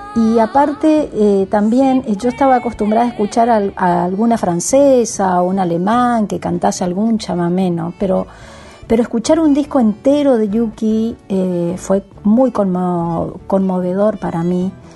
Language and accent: Spanish; Guaviraví, Yapeyú, Corrientes, Argentina; yo me crié ahí en Guaviravita, Pedicuaya, Peyú, que son pueblitos de ahí donde es mi abuelo